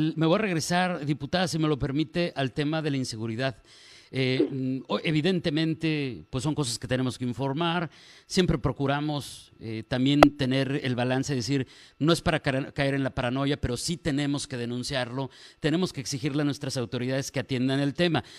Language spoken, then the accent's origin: Spanish; Mexico; como mexicanos